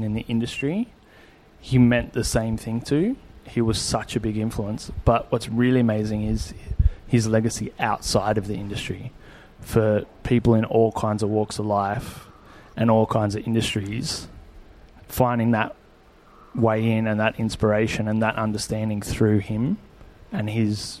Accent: Australia; we're chefs from Australia

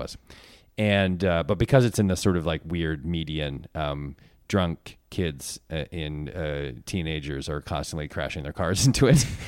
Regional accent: Connecticut, United States; I'm from Connecticut

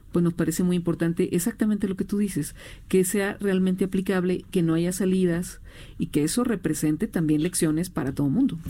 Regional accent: Hermosillo, Sonora, Mexico; yo soy de Hermosillo

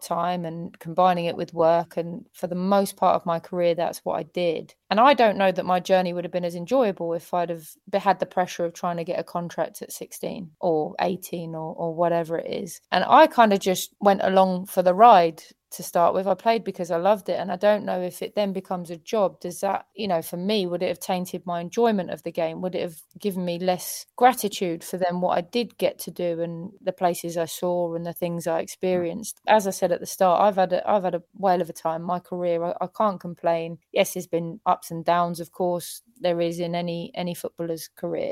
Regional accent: England, United Kingdom; as an English person

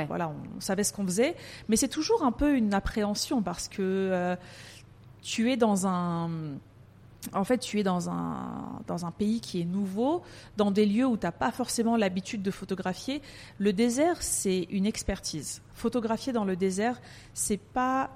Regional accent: France; moved away as an adult; also born or lived in Paris; now in Dubai, United Arab Emirates; je suis née en France. Euh, j'ai grandi en France. Je suis d'origine turque

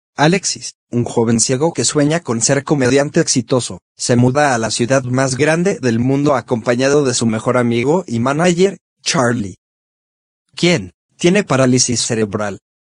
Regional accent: Mexico; Amo ser mexicano

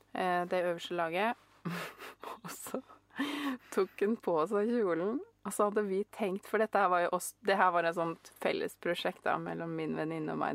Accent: Norway; jeg er norsk

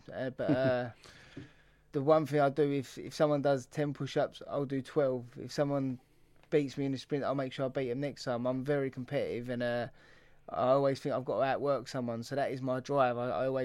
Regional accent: London, United Kingdom; I'm from Peckham

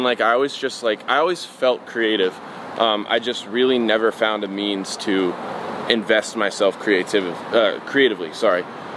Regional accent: Youngstown, Ohio, United States; also born or lived in Pittsburgh, Pennsylvania; My airport is Cleveland, but that's about the extent to which I am from Cleveland. I'm from a smaller city called Youngstown, about like an hour and a half southeast of Cleveland, but nobody knows what that is, so I just tell them Cleveland.

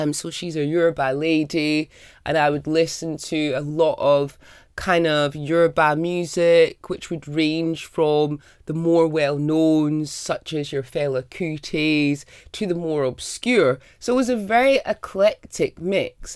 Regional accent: Scotland, United Kingdom; the time I grew up in Scotland

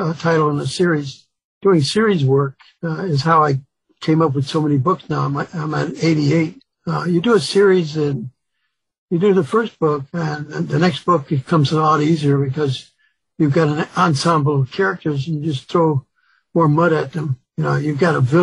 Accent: Chicago, Illinois, United States; also born or lived in Mississippi; having grown up in Chicago

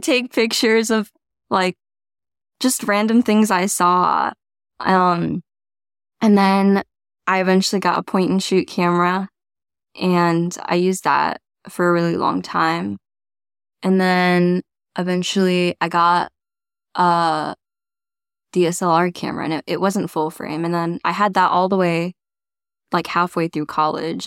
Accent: Florida, United States; also born or lived in China; now in New York City, United States; I grew up in Florida on the East Coast

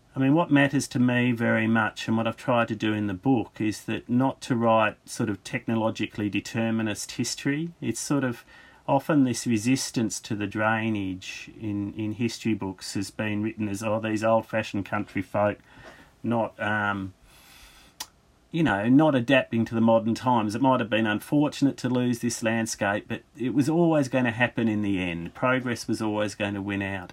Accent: Australia; I'm an Australian historian

